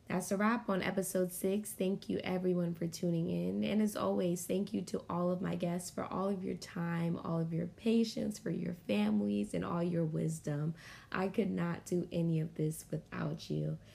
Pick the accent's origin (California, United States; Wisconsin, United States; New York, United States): New York, United States; also born or lived in Guyana; now in New Orleans, United States; We were all born in Guyana, but my sisters and I were raised in New York